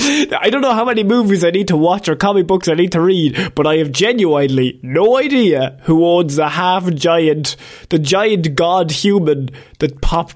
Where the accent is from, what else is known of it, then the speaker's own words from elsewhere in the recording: Ireland; as Irish people